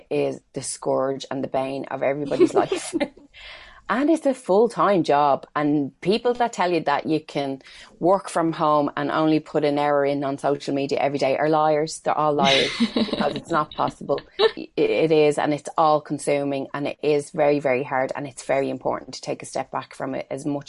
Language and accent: English; Ireland; as Irish people